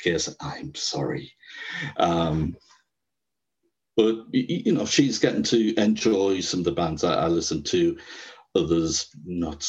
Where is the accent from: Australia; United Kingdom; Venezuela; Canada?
United Kingdom; Sunderland and Durham, North East England; I'm from Sunderland and Durham in the northeast